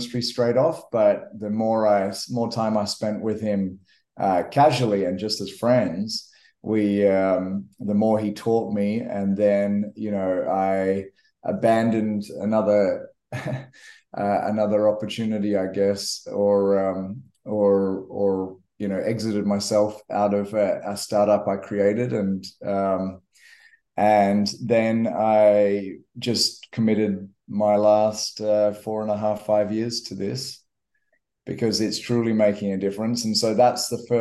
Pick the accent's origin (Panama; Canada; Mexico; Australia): Australia; Western Australia; also born or lived in Kenya; I grew up in Western Australia